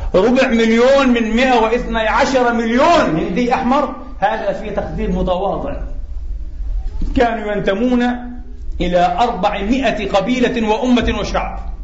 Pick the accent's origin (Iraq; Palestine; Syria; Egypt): Palestine; now in Vienna, Austria; كفلسطيني وعربي ومسلم